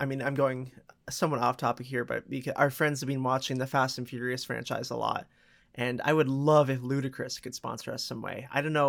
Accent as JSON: {"language": "English", "region": "Ontario", "country": "Canada", "said": "We're from Ontario."}